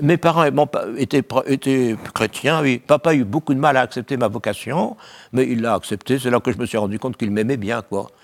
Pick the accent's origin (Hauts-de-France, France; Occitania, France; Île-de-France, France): Hauts-de-France, France; Valenciennes; Je suis né à Valenciennes